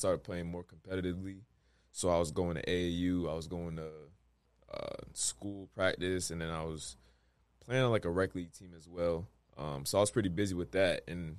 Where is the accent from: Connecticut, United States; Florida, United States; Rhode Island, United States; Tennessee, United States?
Rhode Island, United States; Providence; Definitely in Providence. I mean, where my story starts, I don't even know exactly where.